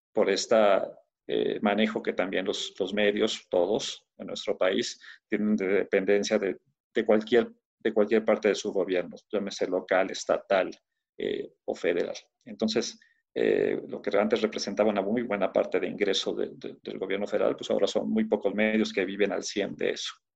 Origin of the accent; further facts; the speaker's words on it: Torreón, Coahuila, Mexico; now in Mexico City, Mexico; nací en Torreón, Coahuila. Entonces eh, crecí en la, en la redacción de un periódico porque mi padre trabajaba eh, en, un periódico de Torreón